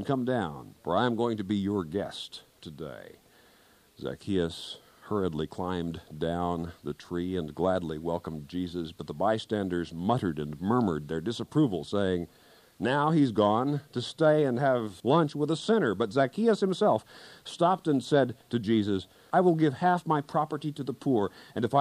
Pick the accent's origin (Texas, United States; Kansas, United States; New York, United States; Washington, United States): Kansas, United States; my home state of Kansas